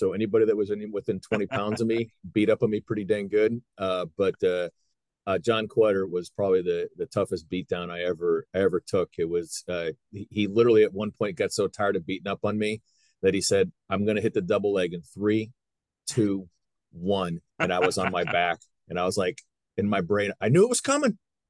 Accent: Cleveland, Ohio, United States; moved away; Cleveland's a great town, and it had a great resurgence when I left.

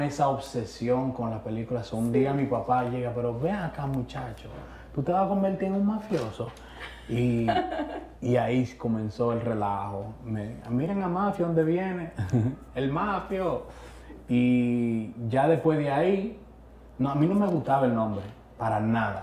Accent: Santo Domingo, Distrito Nacional, Dominican Republic; nacer en Las Cañitas, República Dominicana

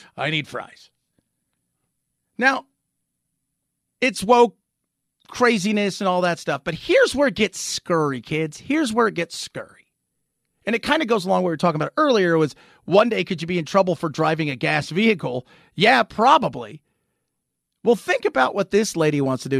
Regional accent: Los Angeles, California, United States; I grew up in Hollywood, I grew up in Los Angeles

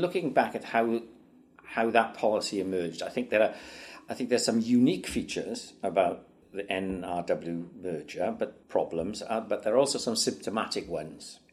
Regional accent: Wales, United Kingdom

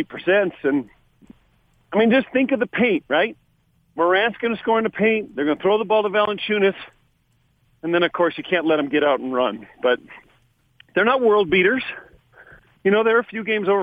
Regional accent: California, United States; moved away; I'm from California.

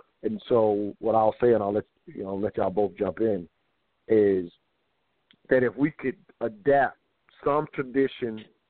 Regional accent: the South, United States; have I grew up in the South, so my grandfather, in a sense, was that breadwinner

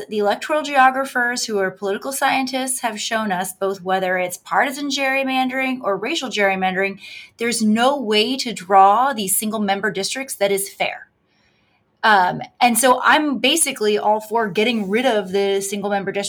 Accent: Pittsburgh, Pennsylvania, United States; where I have voted in almost every presidential election because I grew up in Pittsburgh

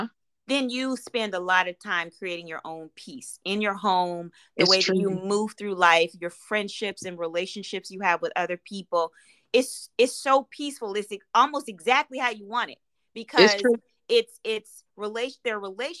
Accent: Midwest, United States; I'm from the Midwest

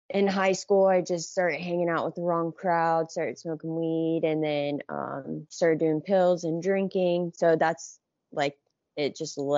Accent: Johnstown, Ohio, United States; I grew up in Johnstown, which is like 40, 40 minutes from downtown Columbus.

